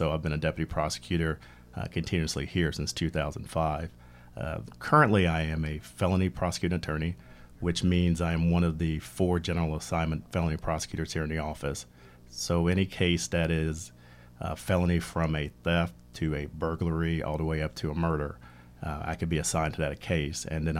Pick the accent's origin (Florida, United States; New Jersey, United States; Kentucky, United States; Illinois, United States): Kentucky, United States; Louisville; moved away as an adult; also born or lived in Clinton County, Ohio; now in Bloomington, United States; I'm originally from Louisville, Kentucky, but I decided to branch out in the Midwest and ended up in Clinton County, Ohio, which is about an hour north of Cincinnati.